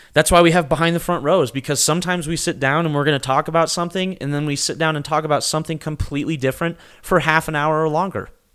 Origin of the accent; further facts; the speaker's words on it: United States; we're Americans